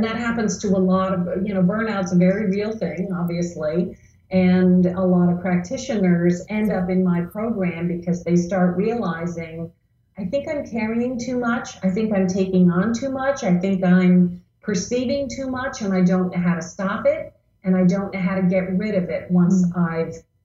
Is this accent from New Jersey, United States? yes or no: yes; New Jersey, United States; I grew up in New Jersey